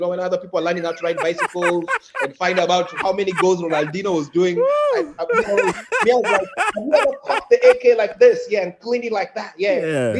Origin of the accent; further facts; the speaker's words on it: Nairobi, Kenya; also born or lived in Dubai; now in United States; I was born in Nairobi